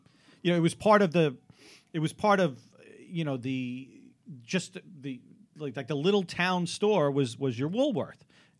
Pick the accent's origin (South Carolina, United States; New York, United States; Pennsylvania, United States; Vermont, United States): New York, United States; New York City; I grew up on Staten Island